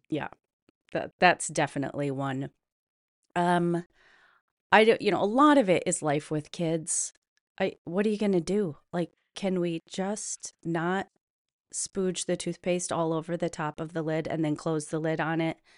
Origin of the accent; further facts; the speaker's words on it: Midwest, United States; I'm from the Midwest, we have a very distinct traditions, whether they're Brandy Alexander's or dinner, supper clubs